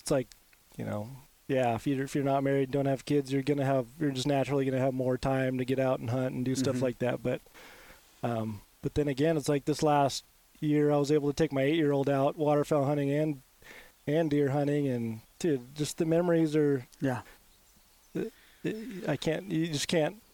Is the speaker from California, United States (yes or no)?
yes; Roseville, California, United States; I grew up in Roseville